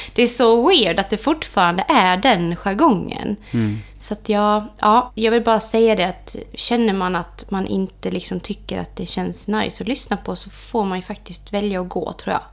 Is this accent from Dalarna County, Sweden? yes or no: yes; Orsa, Dalarna County, Sweden; jag är ju uppvuxen på hotellet i Orsa